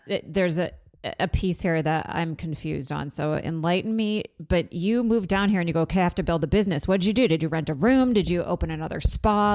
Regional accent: Vermont, United States; I'm from Vermont.

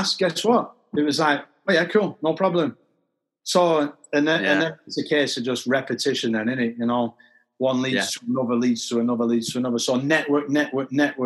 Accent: Manchester, North West England, United Kingdom; I'm from Manchester

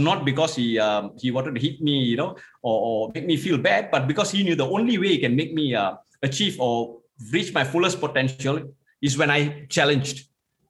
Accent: Singapore; I'm from Singapore, and I come from a middle-income family

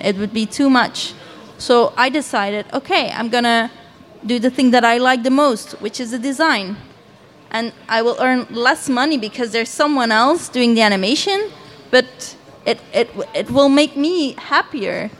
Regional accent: Belgium; I am from Belgium and I live in Ghent.

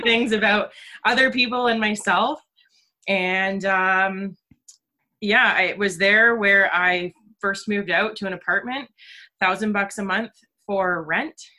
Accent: Orillia, Ontario, Canada; born and raised in Orillia, Ontario

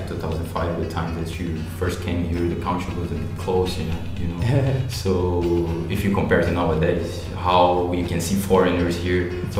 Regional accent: Brazil; moved away; I'm from Brazil

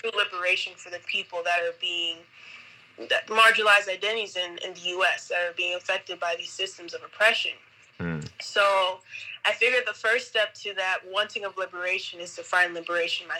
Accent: New Jersey, United States; also born or lived in Nevada; now in Manta, Ecuador; I was born in Jersey, but I moved here from Nevada. That's also where I went to college

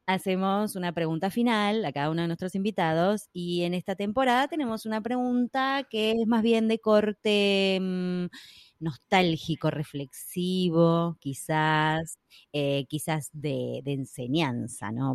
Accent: Argentina; por lo menos acá en Argentina, bueno, … vive en Estados Unidos, pero las dos somos argentinas

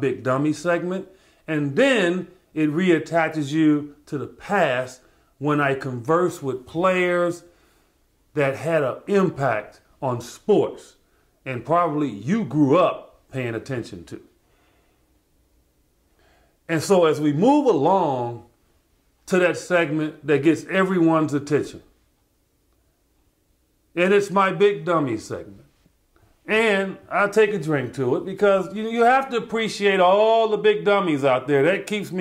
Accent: Chicago, Illinois, United States; my hometown, Chicago

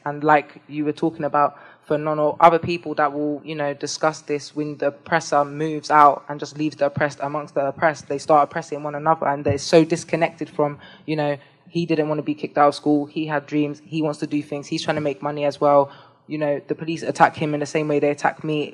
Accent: London, United Kingdom; I was born in London. I associate, I identify with being from London

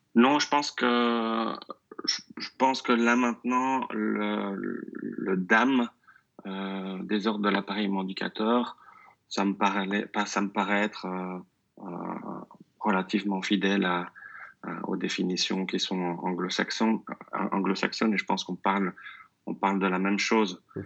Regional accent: Belgium; first language French; also born or lived in near Brussels (Flemish side); Je suis belge. Euh, je vis euh, tout près de Bruxelles, dans, un petit village euh, du côté néerlandophone

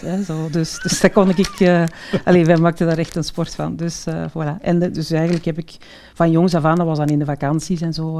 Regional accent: the Kempen, Flanders, Belgium; ik ben ja, geboren en getogen in de Kempen.

